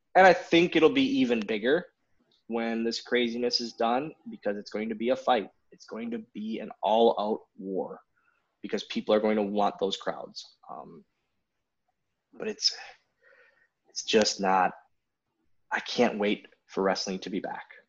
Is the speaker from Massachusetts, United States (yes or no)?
no; Wisconsin, United States; kid from Wisconsin